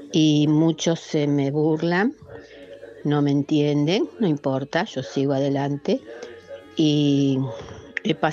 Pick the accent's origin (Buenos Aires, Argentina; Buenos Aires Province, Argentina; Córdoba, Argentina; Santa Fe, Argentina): Santa Fe, Argentina; Rafaela; Buen día, Padre Javier. … de Rafaela.